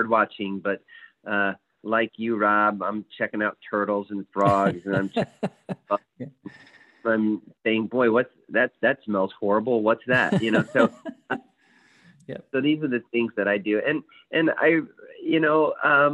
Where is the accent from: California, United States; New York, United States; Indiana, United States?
Indiana, United States; Fort Wayne; growing up in Fort Wayne